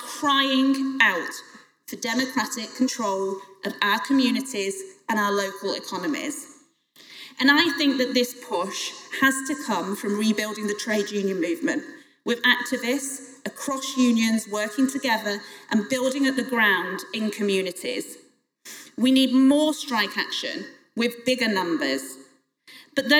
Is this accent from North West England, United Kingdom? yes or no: yes; Crewe, North West England, United Kingdom; I was the MP for Crewe and Nantwich, my hometown